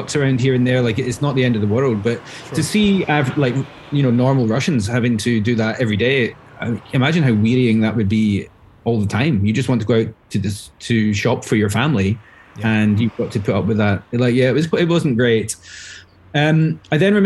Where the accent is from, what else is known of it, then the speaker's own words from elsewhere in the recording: Glasgow, Scotland, United Kingdom; accent: Glaswegian; moved away as an adult; also born or lived in Dubai, United Arab Emirates; go as Glaswegian as possible